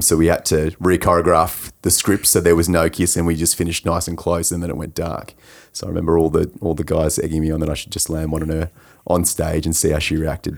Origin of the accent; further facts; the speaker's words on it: Coldstream, Victoria, Australia; I grew up in Coldstream, so I was a little way from Monash in, in Clayton